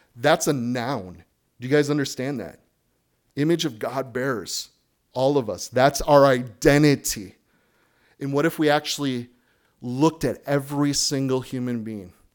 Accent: United States; moved away; as an American

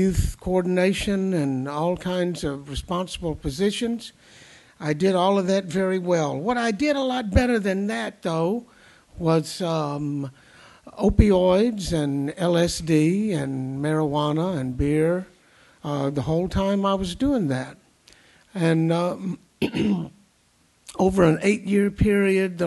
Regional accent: the South, United States; moved away; When I was coming up in the heat and humidity down south

